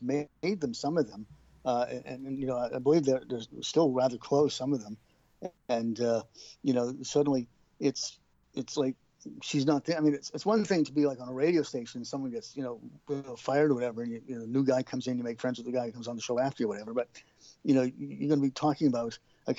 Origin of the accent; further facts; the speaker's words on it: United States; now in United Kingdom; I am still American